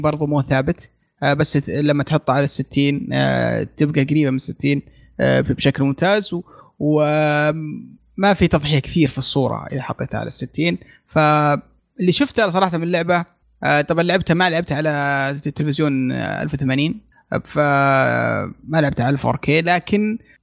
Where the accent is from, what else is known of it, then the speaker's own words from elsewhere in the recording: Saudi Arabia; هنا عندنا في السعوديه